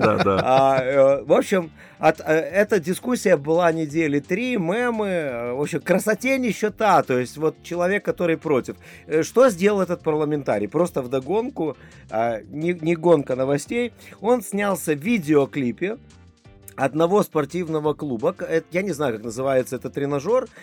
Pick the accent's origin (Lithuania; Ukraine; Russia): Lithuania; Да, я родился в Литве, э, я из поколения литваков, это литовские евреи